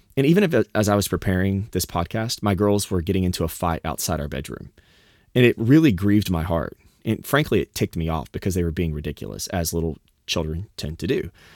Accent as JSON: {"language": "English", "region": "the South", "country": "United States", "tie": "born or raised there", "moved": "yes", "said": "I grew up in the South"}